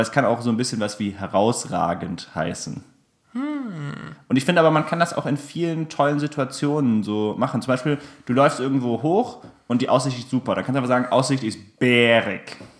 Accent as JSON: {"language": "German", "country": "Germany", "tie": "born or raised there", "said": "Kind des Spessarts"}